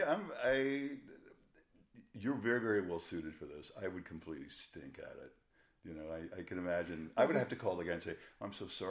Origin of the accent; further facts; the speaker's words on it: Florida, United States; now in Los Angeles, United States; I'm from the deep south. I'm from Florida, where things are a little, not quite as polished as they are here in LA.